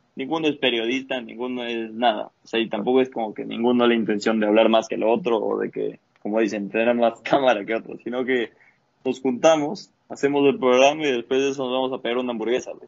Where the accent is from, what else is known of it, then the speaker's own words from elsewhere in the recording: Valle de los Chillos, Pichincha, Ecuador; now in Lima, Peru; parece el Valle de los Chillos, yo soy del Valle